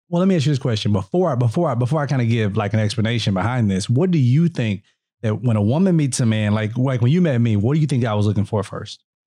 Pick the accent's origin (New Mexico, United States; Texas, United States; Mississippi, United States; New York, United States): Mississippi, United States